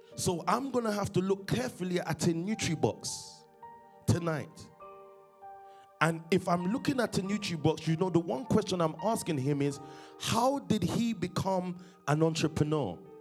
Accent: London, United Kingdom; from Stockwell, born in London, um, 1990.

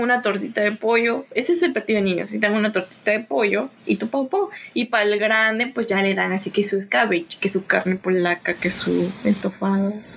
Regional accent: Tabasco, Mexico; now in Yucatán, Mexico; yo llevo 15 años viviendo aquí en Yucatán porque yo soy de Tabasco

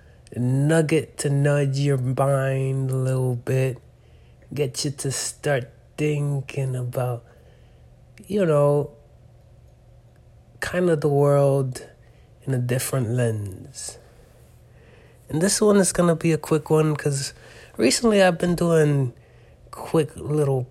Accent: United States; I was raised in America

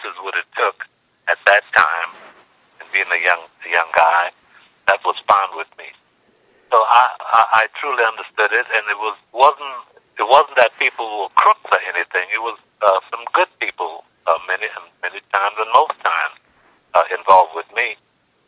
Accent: New Orleans, Louisiana, United States; being born and raised in New Orleans

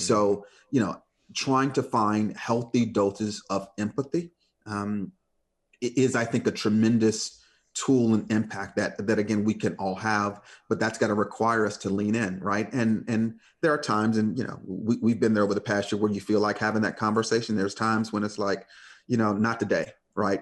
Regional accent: Detroit, Michigan, United States; I grew up in Detroit

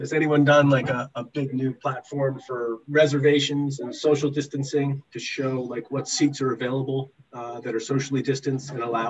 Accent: Boston, Massachusetts, United States; I'm from Boston.

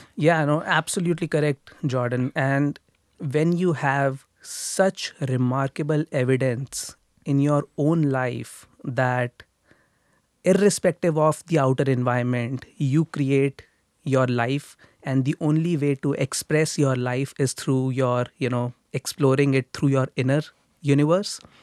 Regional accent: India; moved away as an adult; now in Toronto, Canada; I grew up in India. I grew up in a middle class family in India.

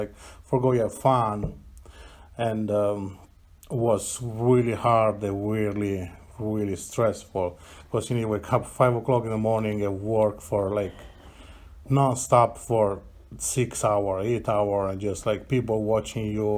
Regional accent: Apulia, Italy; English is a second language; now in Robbinsdale, United States; I was born in South Italy, like southeast by the hill.

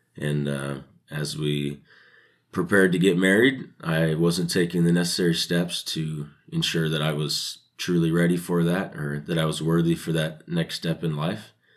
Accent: Sacramento, California, United States; moved away as an adult; also born or lived in Utah; I was born and raised in Sacramento, California

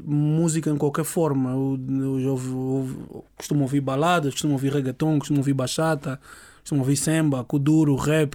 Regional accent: Angola; moved away as an adult; also born or lived in Cuba; now in Portugal; sou nasci em Cuba. Minha mãe é cubana, meu pai é angolano e fui ver para Angola muito cedo. Então, a minha grande base de crescimento adulto foi em Angola. Aos 18 anos vim para Portugal

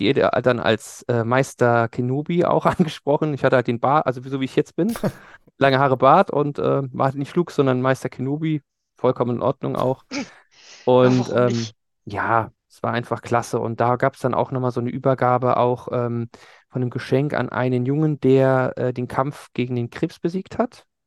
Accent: Germany; ich komme aus Deutschland

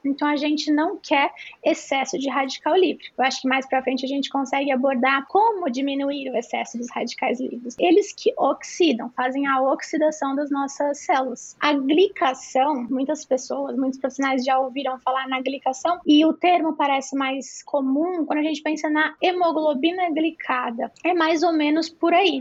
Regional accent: Brazil; Somos brasileiros

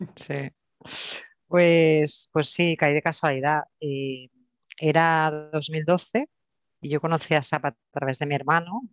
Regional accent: Barcelona, Catalonia, Spain; also born or lived in Terrassa; soy de, Barcelona, nací en Barcelona, ahora vivo en Tarrasa y, con raíces andaluzas y extremeñas

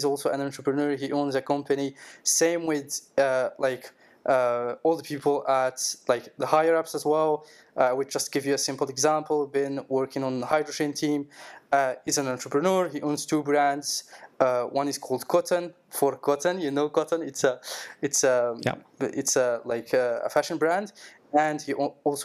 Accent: Morocco; moved away as an adult; now in France; I'm from Morocco, and in just after the COVID hit in the world, I came to France.

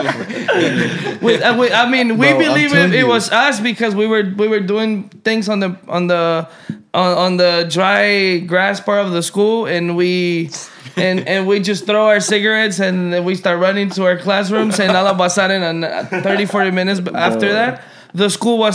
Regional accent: Mexico; now in United States; I was born here, but I was raised in Mexico

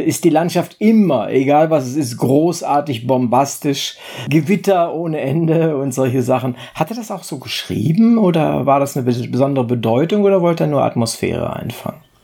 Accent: the North, Northern Germany, Germany; Ich komme ja aus dem Norden

